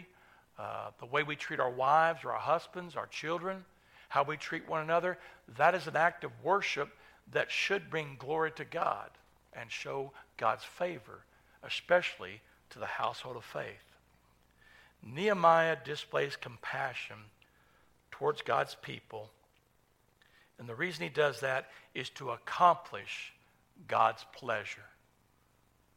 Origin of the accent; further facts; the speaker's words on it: United States; as an American citizen